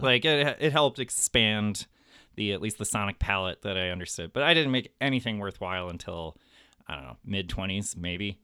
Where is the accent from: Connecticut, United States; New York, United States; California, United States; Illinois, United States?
Illinois, United States; Highland Park; Highland Park